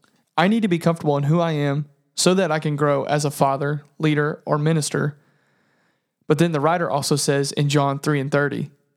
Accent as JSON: {"language": "English", "region": "Indiana", "country": "United States", "said": "I'm from Southern Indiana, and I work at a feed mill. I'm around farming all of the time."}